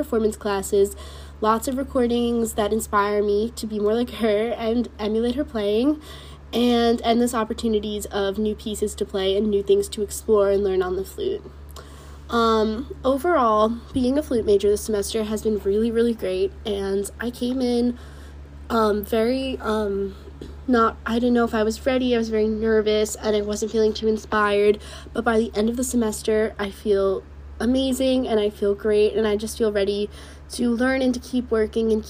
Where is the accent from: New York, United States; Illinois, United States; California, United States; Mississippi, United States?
New York, United States; moved away as an adult; now in Ann Arbor, United States; I'm from New York